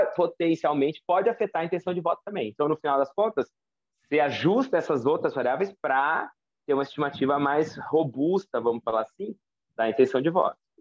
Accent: Campinas, São Paulo, Brazil; eu nasci no Centro Médico de Campinas

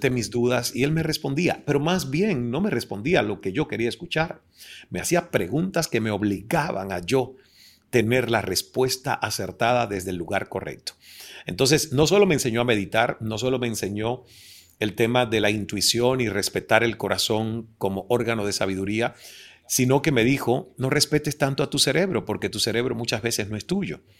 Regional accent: Cuba; soy el hijo cubano bastardo de una oh relación extramarital de Deepak con mi madre.

